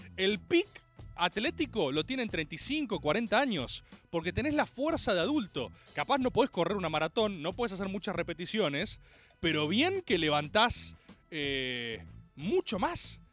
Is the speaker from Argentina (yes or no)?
yes; Argentina; Jugué béisbol como todo argentino de bien